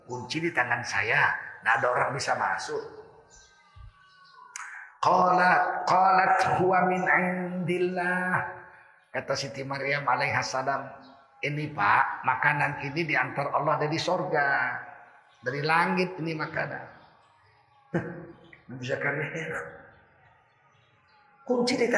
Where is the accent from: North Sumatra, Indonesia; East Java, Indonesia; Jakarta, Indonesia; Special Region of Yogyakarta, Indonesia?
North Sumatra, Indonesia